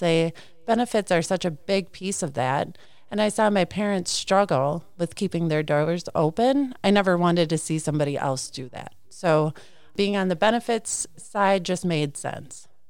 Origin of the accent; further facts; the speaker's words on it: Clinton, Wisconsin, United States; I'm a farmer's daughter. I grew up in Clinton, Wisconsin.